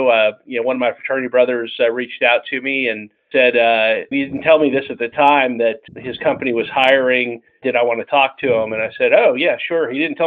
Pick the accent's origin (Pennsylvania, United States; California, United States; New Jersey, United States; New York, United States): New Jersey, United States; Princeton; moved away as an adult; also born or lived in Lawrenceville, New Jersey / Columbia, South Carolina; I grew up where you are, up in the Northeast. I grew up in Princeton and Lawrenceville, New Jersey.